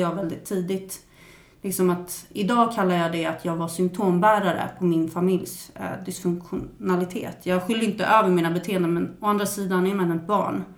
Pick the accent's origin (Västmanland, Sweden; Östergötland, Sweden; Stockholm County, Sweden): Stockholm County, Sweden; Stockholm; jag växte upp på Södermalm i Stockholm